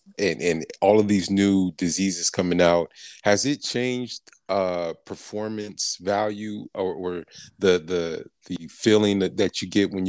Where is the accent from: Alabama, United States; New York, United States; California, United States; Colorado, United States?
California, United States; San Francisco; moved away; I'm from San Francisco.